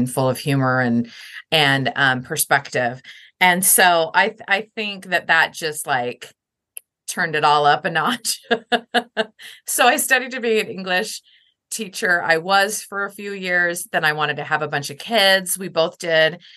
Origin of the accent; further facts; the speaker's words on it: Lincoln, Nebraska, United States; I grew up in Lincoln, Nebraska